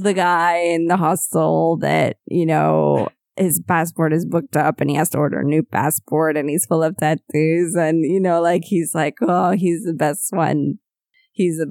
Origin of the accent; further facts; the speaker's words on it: United States; moved away as an adult; I moved away from the States like more than 10 years ago now